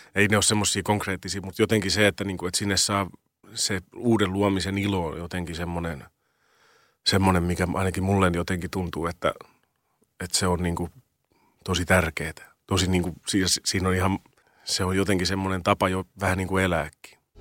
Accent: Riihimäki, Kanta-Häme, Finland; now in Helsinki, Finland; mä oon kasvanut Riihimäellä

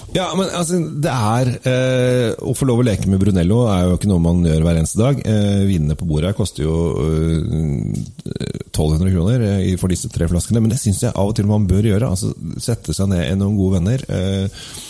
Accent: Oslo, Norway; Jeg er oppvokst på Sinsen

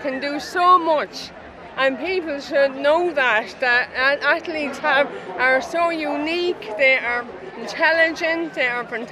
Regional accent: Offaly, Leinster, Ireland; I'm from Offaly

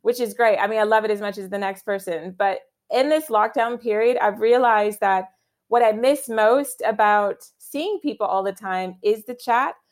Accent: Virginia, United States; moved away as an adult; now in London, United Kingdom; my home state of Virginia where I grew up

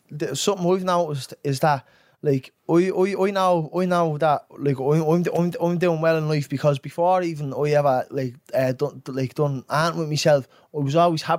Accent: England, United Kingdom; I'm a fucking young fella growing up in England.

